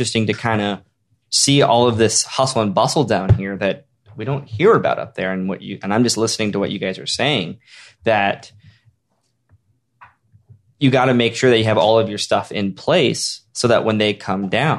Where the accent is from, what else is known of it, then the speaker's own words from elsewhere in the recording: Orange County, California, United States; I'm from Orange County.